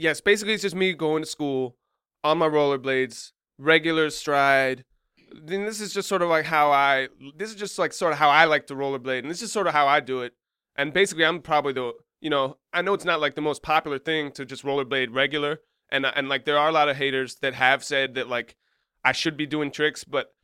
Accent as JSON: {"language": "English", "town": "Colesville", "country": "United States", "tie": "born or raised there", "said": "Like, growing up in Colesville, there's not a lot to do."}